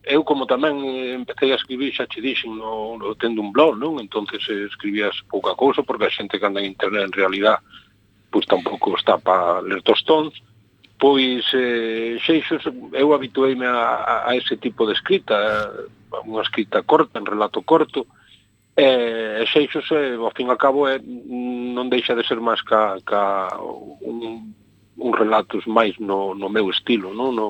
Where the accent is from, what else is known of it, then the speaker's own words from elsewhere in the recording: Corme, Galicia, Spain; first language Galician; Eu son de Corme, claro, e aquí, nacín aquí, vivo aquí.